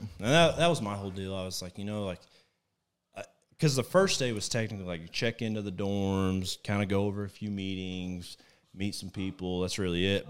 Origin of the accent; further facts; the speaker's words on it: Plainview, Texas, United States; moved away as an adult; also born or lived in Weatherford, Texas; now in Dallas-Fort Worth, United States; I lived in Plainview pretty much since sixth grade all the way up until last February, I moved to the D F W area